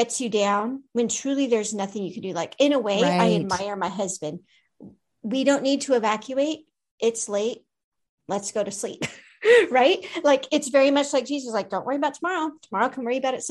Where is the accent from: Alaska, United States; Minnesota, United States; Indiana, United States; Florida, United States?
Alaska, United States; moved away; my home state